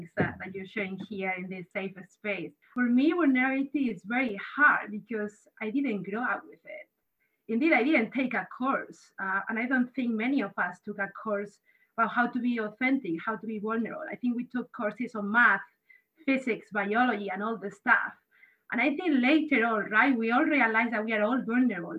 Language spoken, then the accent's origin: English; Spain; now in United States; I grew up in Spain